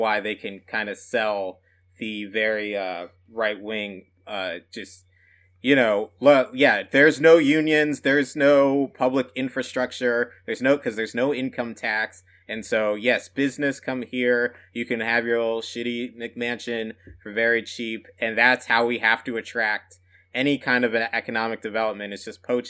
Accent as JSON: {"language": "English", "region": "Midwest", "country": "United States", "tie": "born or raised there", "moved": "yes", "lives_now": "Texas, United States", "said": "growing up in the Midwest, I identify that."}